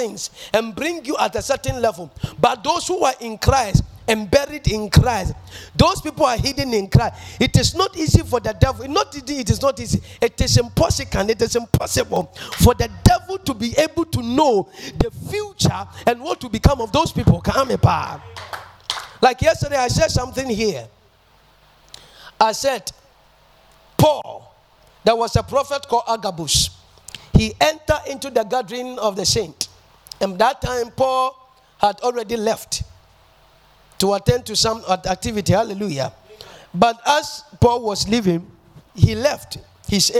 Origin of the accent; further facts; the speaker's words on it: Ghana; I'm a Ghanaian and I live in Ghana